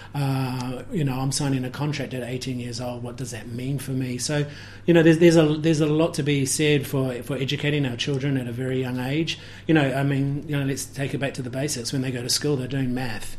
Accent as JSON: {"language": "English", "country": "New Zealand", "tie": "born or raised there", "also_born_or_lived": "Germany / Hawke's Bay", "moved": "as an adult", "said": "growing up in New Zealand, coming back from from Germany"}